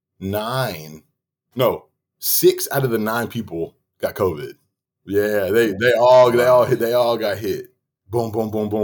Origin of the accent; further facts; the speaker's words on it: Northeast Texas, United States; I'm from Northeast Texas, too